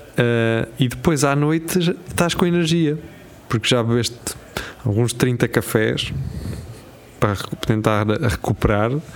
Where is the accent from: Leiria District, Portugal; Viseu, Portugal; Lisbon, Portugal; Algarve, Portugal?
Lisbon, Portugal; eu, como Lisboeta